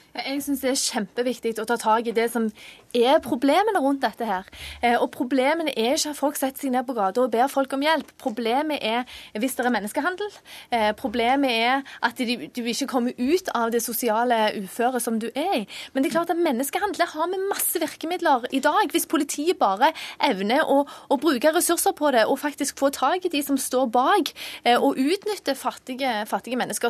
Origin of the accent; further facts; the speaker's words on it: Stavanger, Rogaland, Norway; jeg er fra Stavanger